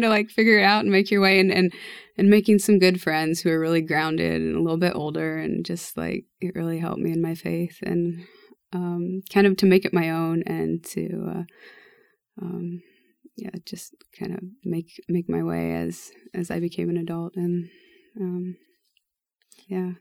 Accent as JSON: {"language": "English", "area": "Lincoln Diocese", "region": "Nebraska", "country": "United States", "tie": "born or raised there", "said": "we grew up in the Lincoln Diocese"}